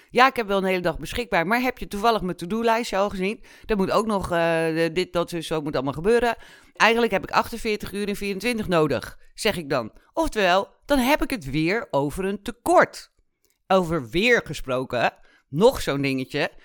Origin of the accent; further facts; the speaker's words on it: Netherlands; also born or lived in Kenya; ik ben in Kenia geboren. We zijn met, toen ik anderhalf was, zijn we teruggekomen naar Nederland.